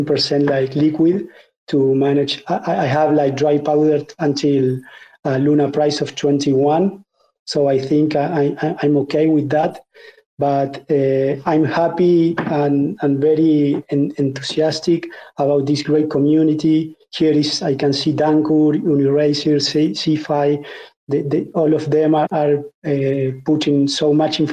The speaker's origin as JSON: {"language": "English", "country": "Argentina", "said": "I'm from Argentina, which is a country which has like 50% inflation"}